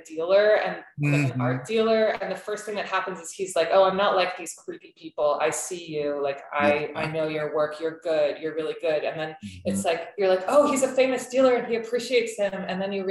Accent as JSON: {"language": "English", "country": "United States", "also_born_or_lived": "Turkey", "said": "partly from being American and also partly from being Turkish"}